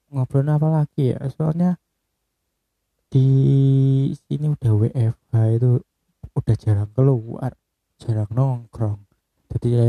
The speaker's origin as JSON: {"language": "Indonesian", "town": "Bojonegoro", "region": "East Java", "country": "Indonesia", "said": "soalnya pecel itu kayak kultur di daerah saya ya di Bojonegoro sendiri untuk sarapan itu kayaknya paling pas itu pecel"}